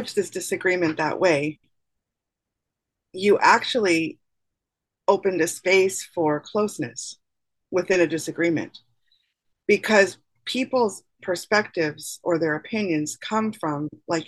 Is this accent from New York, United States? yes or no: yes; New York City, New York, United States; moved away; also born or lived in northern Florida; I'm from New York City